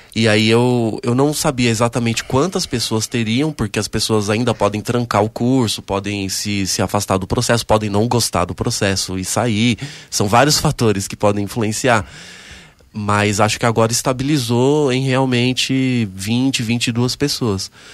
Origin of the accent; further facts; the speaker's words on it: Mauá, São Paulo, Brazil; na cidade de Mauá, que é onde eu nasci e me criei, né? Eu sou do ABC paulista